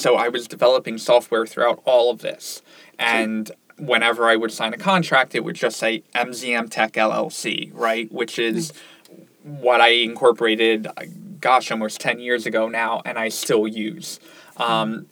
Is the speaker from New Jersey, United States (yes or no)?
yes; Ocean City, New Jersey, United States; moved away as an adult; now in Syracuse, United States; I grew up in Ocean City, New Jersey.